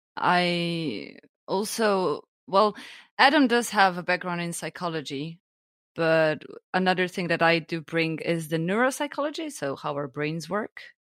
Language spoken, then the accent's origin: English; Slovenia; now in Germany; I'm originally from Slovenia